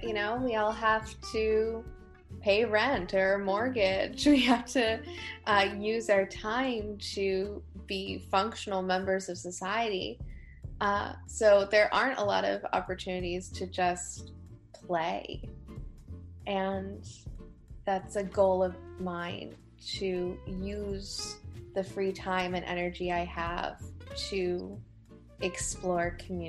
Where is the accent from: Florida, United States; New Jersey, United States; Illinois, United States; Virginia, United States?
Virginia, United States; Ashland; also born or lived in Tennessee / Maryland; So I was born in Tennessee, and then we moved to Maryland and hit a few different places in Maryland while we were there. And finally, we came to Virginia.